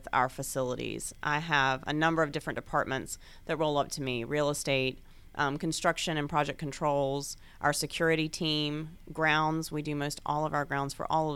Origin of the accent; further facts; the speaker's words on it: Gainesville, Georgia, United States; also born or lived in Atlanta, Georgia; I grew up in Gainesville, Georgia.